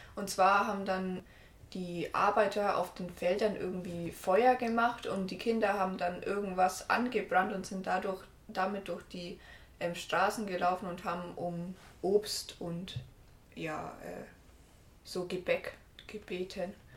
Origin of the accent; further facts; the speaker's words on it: Herrieden, Bavaria, Germany; Bei uns in Herrieden gab es zum Beispiel immer noch so ein äh, Spiel in der Kirche am Sonntag immer